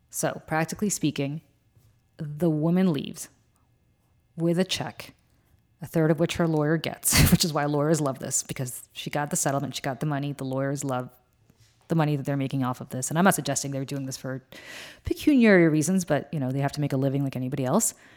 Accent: New Jersey, United States; I'm from New Jersey

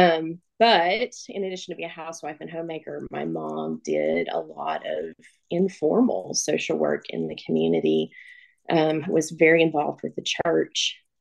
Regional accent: Northeast Tennessee, United States; I was born and raised here in Northeast Tennessee.

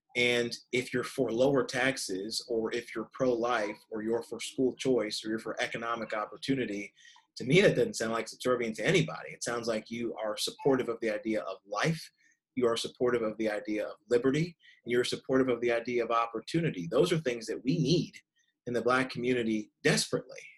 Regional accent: Kentucky, United States; my home state of Kentucky

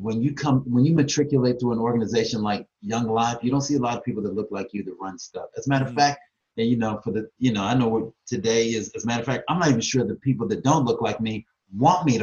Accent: Tacoma, Washington, United States; also born or lived in Louisiana; now in Atlanta, United States; living in Atlanta is so different than growing up in Tacoma.

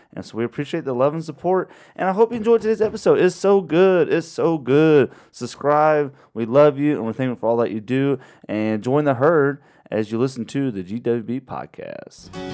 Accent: Dahlonega, Georgia, United States; I grew up in Dahlonega, Georgia

